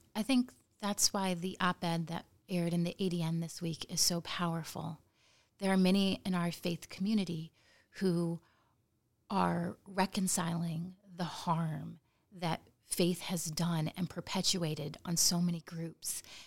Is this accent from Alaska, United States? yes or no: yes; Nome, Alaska, United States; I grew up in Nome